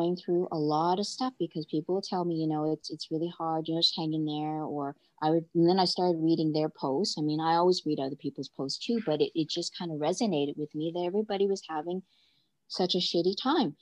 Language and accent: English; Canada; I'm Canadian